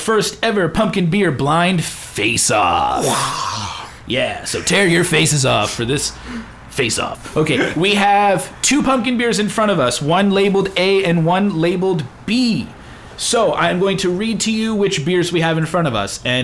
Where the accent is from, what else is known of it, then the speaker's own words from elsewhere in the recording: Keene, New Hampshire, United States; I grew up in Keene, New Hampshire